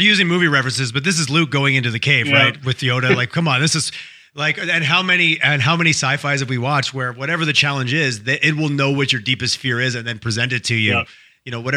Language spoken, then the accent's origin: English; Quebec, Canada; growing up in Quebec